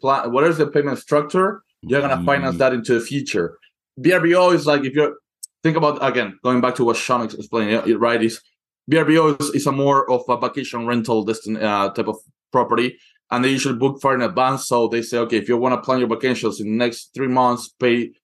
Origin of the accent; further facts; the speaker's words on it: Argentina; moved away; I come from Argentina, where you pay your hairdresser in installments